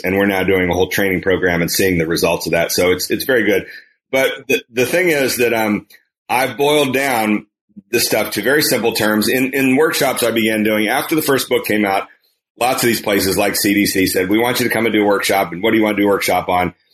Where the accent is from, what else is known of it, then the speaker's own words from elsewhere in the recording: Kansas, United States; moved away; in the state of Kansas, my home state